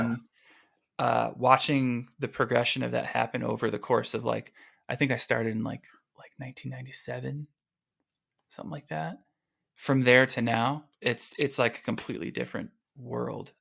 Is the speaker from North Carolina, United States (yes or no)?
no; Oswego, Illinois, United States; moved away as an adult; also born or lived in Aurora, Illinois; now in California, United States; my parents got the house in Oswego